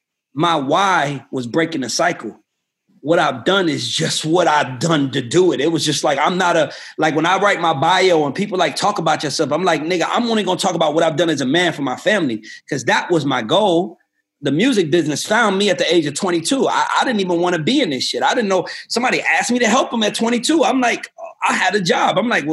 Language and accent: English; Georgia, United States; I grew up on Old National Highway, and this dude I went to school with flags me down